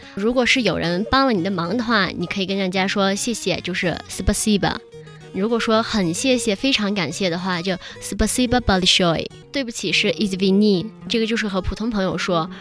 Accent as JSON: {"language": "Chinese", "country": "China", "said": "我们中国人"}